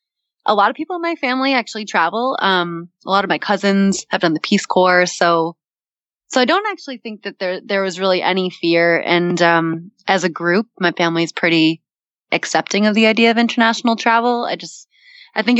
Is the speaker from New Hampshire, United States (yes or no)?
no; Boston, Massachusetts, United States; now in New York, United States; I'm from Boston